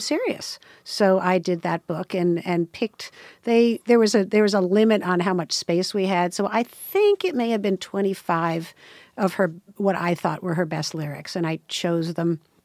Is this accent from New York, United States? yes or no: yes; New York City, New York, United States; I grew up in New York City